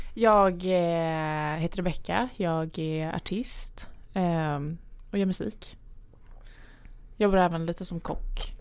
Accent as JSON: {"language": "Swedish", "town": "Lund", "region": "Skåne", "country": "Sweden", "tie": "born or raised there", "also_born_or_lived": "Gävle", "moved": "yes", "lives_now": "Stockholm, Sweden", "said": "jag är född i Gävle. Ah. Eh, mina föräldrar är från Gävle var uppvuxna i Gävle. Eh, och sen när jag var typ fem år tror jag flyttade vi ner till Lund"}